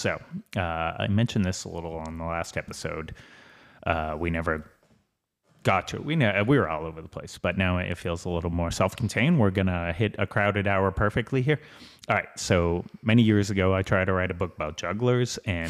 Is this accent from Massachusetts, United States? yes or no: yes; Boston, Massachusetts, United States; I grew up in Southie.